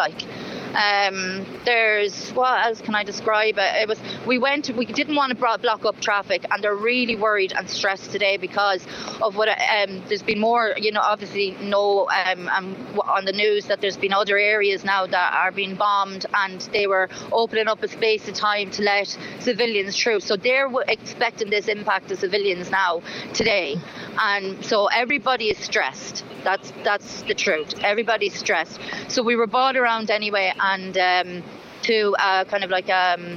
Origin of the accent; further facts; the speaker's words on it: Ireland; I'm Irish